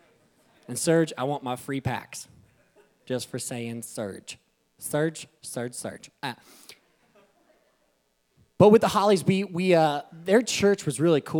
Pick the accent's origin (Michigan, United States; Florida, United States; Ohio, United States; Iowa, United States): Iowa, United States; we grew up in Iowa